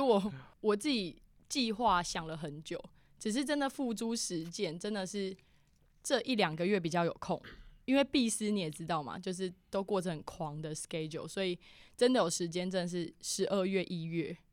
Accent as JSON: {"language": "Chinese", "town": "Keelung", "country": "Taiwan", "tie": "born or raised there", "said": "我老家基隆那边"}